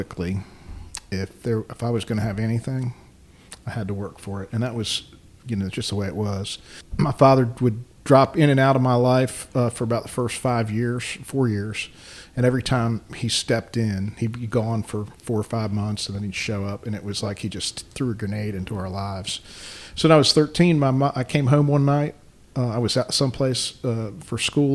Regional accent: Baltimore, Maryland, United States; now in Forsyth County, North Carolina, United States; I grew up in Baltimore.

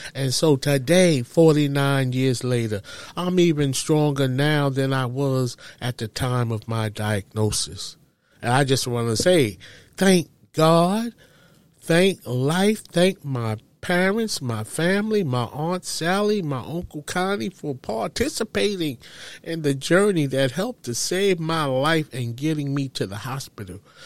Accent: New York City, New York, United States; I loved growing up in Harlem

